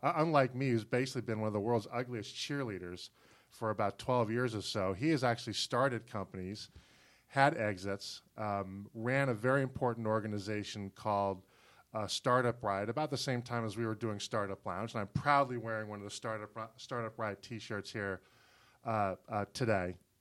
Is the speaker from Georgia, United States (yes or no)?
yes; Chamblee, Georgia, United States; my hometown of Shambly that has, I think, a population of about thirty thousand people